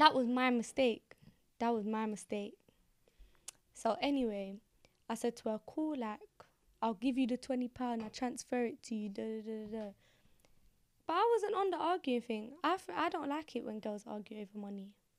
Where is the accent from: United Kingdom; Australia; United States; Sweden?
United Kingdom; London; I'm from the Hackney. I'm from Hackney